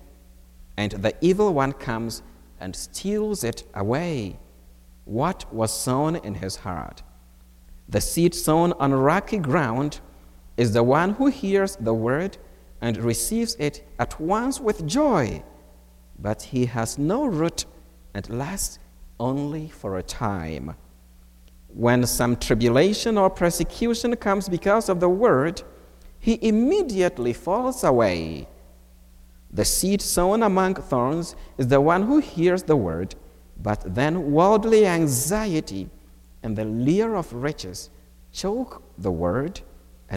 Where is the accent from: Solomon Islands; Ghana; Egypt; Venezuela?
Ghana; moved away as an adult; now in United States; I was born and raised in Ghana